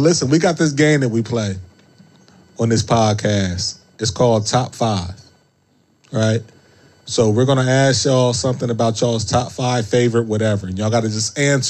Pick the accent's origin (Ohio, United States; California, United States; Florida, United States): Ohio, United States; I'm from Ohio